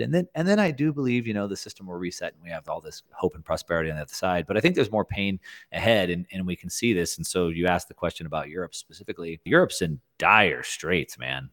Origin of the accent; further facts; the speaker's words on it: South Texas, United States; I grew up in South Texas